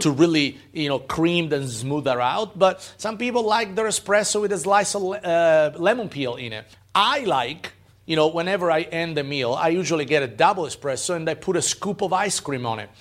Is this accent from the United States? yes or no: no; Italy; moved away; growing up in Italy